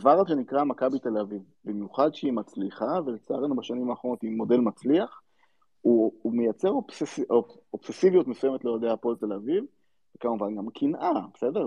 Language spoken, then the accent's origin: Hebrew; Central District, Israel; אני גדלתי באזור אה, לא רחוק מנתניה, אה, באחד המושבים שמסביב לנתניה